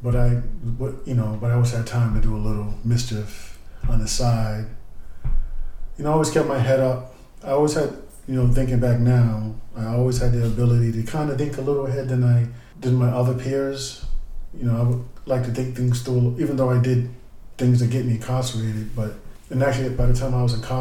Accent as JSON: {"language": "English", "town": "Boston", "region": "Massachusetts", "country": "United States", "tie": "born or raised there", "said": "Growing up in Roxbury in that era, it was really violent"}